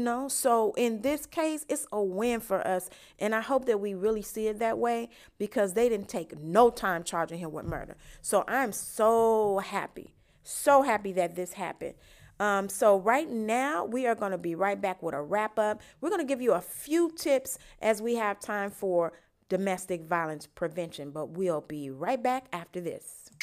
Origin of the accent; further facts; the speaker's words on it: Chicago, Illinois, United States; my hometown, Chicago